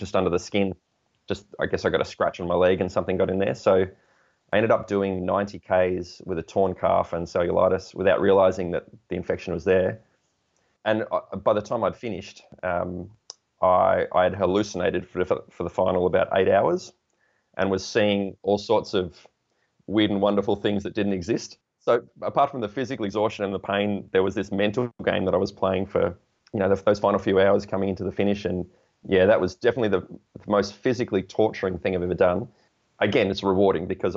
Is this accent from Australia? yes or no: yes; Portland, Victoria, Australia; my hometown of Portland, which is 375 kilometres